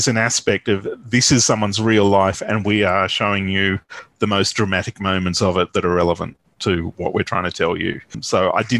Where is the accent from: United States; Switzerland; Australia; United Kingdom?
Australia; as an Australian